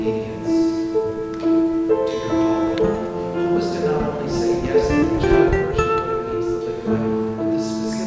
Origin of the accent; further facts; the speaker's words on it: San Francisco, California, United States; moved away as an adult; also born or lived in Tuscaloosa; I'm from San Francisco.